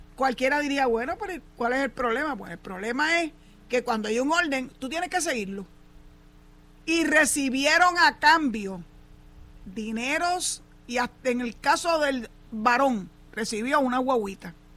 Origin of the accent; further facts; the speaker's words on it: San Juan, Puerto Rico; yo soy nacido y criado en San Juan.